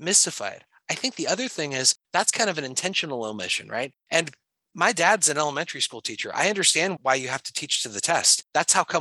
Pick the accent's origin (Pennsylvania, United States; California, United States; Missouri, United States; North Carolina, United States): California, United States; San Francisco; now in Washington, United States; I grew up in San Francisco, which is quote unquote a union town